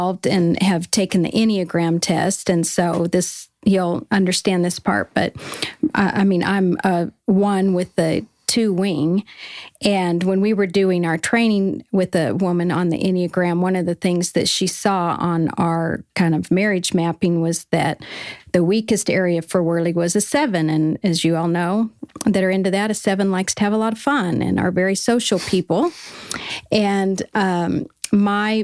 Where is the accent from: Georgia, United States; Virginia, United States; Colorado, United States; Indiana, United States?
Colorado, United States; moved away as an adult; also born or lived in Southern California